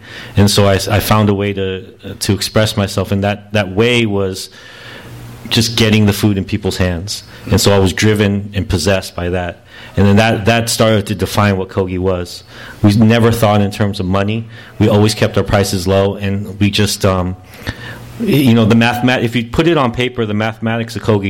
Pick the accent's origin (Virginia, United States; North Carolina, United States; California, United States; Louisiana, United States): California, United States; Los Angeles; also born or lived in Norwalk, California / Pico Rivera, California; growing up in Koreatown, going to the park, whether it was going, you know, growing up, moving from town to town, all these little things, all these little moments in life growing up here in L.A.